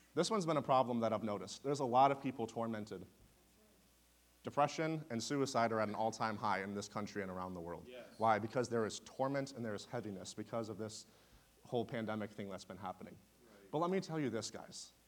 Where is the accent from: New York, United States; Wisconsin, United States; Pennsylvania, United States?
Wisconsin, United States; also born or lived in Ohio; now in Oklahoma, United States; I am originally from Wisconsin